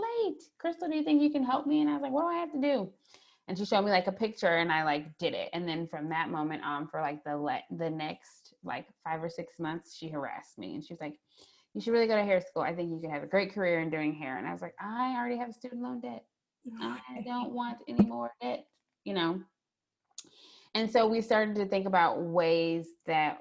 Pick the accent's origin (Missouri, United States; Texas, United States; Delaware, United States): Missouri, United States; St. Louis; now in Columbia, United States; I'm originally from St. Louis, Missouri, but I currently live in Columbia, Missouri